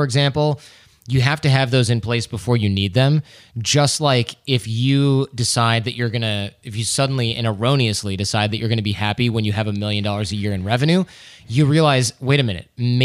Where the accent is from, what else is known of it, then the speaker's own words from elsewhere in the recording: Michigan, United States; growing up in Michigan, where our parents are probably workaholics